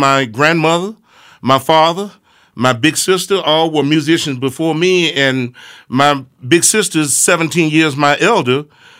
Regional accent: Smackover, Arkansas, United States; moved away; I was just a young boy raised up in a very rural country town called Smackover, Arkansas.

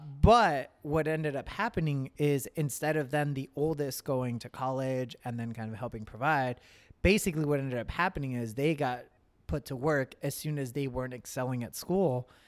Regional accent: Nogales, Sonora, Mexico; born there; I was born so close to the border that it almost didn't make sense for me to be born in Mexico. I was born in Nogales.

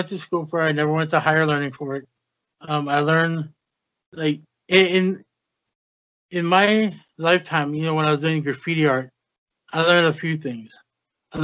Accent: Hawaii, United States; moved away as an adult; now in Las Vegas, United States; I'm actually from Hawaii

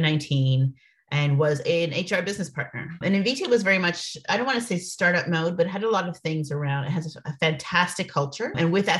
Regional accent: Toronto, Ontario, Canada; moved away as an adult; now in United States; I'm from Canada, from Toronto, Canada

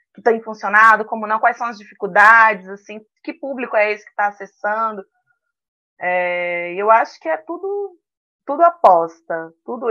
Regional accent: Medeiros Neto, Bahia, Brazil; Eu sou baiana, lá do interior da Bahia, de uma cidadezinha chamada Medeiros Neto

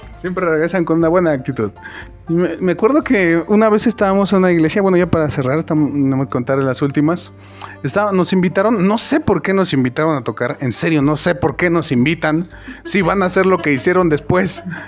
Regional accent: Mexico; Como buen mexicano

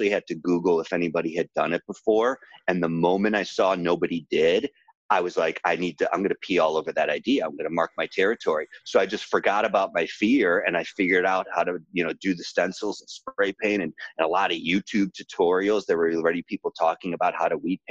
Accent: Chicago, Illinois, United States; moved away as an adult; also born or lived in Ohio; now in Los Angeles, United States; I was born in Ohio and grew up in Chicago.

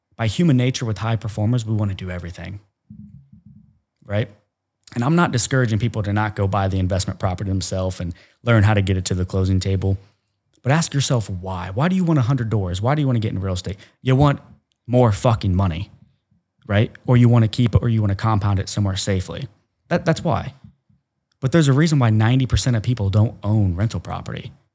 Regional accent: Ohio, United States; I'm from Cornfield, Ohio

